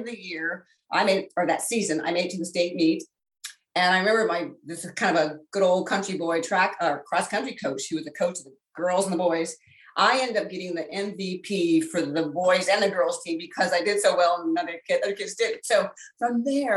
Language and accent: English; Northern Virginia, United States; I was born and raised in Virginia, in Northern Virginia.